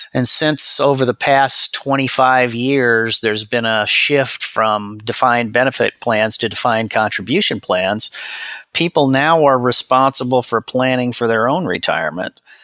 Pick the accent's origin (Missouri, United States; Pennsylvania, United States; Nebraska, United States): Nebraska, United States; Omaha; I was born and raised in Omaha, Nebraska